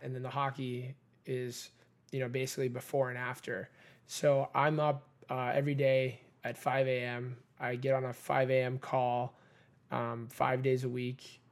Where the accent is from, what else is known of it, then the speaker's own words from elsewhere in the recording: Redondo Beach, California, United States; I grew up in Redondo Beach